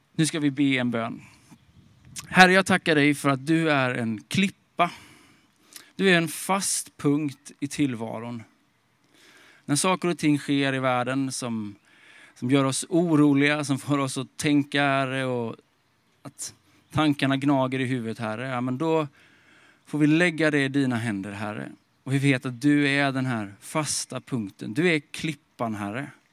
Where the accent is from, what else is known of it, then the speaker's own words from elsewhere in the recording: Småland, Sweden; moved away as an adult; also born or lived in Stockholm; now in Sollentuna, Sweden; Jag kommer från Småland, eh, uppväxt i skogen på en bondgård